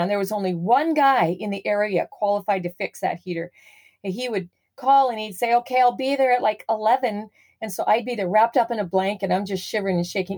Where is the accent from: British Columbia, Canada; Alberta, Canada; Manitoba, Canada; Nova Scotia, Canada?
Alberta, Canada; Southern; moved away; I grew up in Southern Alberta, landlocked territory.